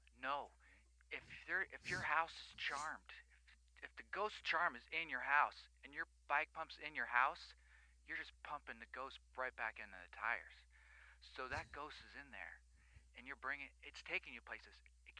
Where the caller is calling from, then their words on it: San Diego, California, United States; I'm calling from San Diego.